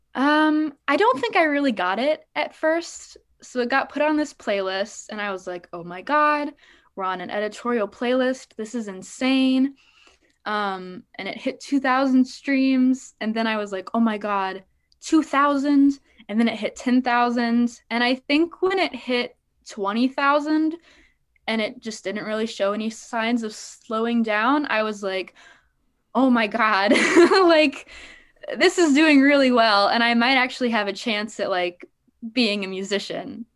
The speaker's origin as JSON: {"language": "English", "town": "Des Moines", "region": "Iowa", "country": "United States", "tie": "born or raised there", "said": "born and raised in Des Moines"}